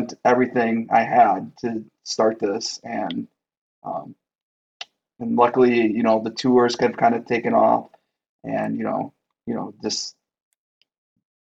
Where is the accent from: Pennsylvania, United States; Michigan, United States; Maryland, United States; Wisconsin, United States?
Wisconsin, United States; Milwaukee; we're from Milwaukee